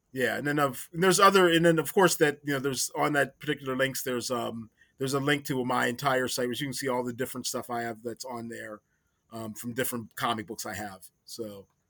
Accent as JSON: {"language": "English", "region": "Maryland", "country": "United States", "tie": "born or raised there", "said": "I grew up in Maryland"}